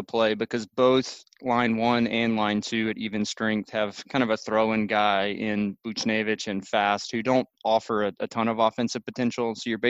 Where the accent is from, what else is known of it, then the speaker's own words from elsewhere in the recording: Nashville, Tennessee, United States; Come to my hometown.